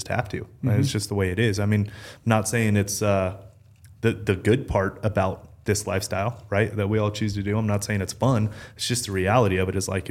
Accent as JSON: {"language": "English", "region": "Nevada", "country": "United States", "tie": "born or raised there", "moved": "yes", "lives_now": "Arizona, United States", "said": "I grew up in Nevada"}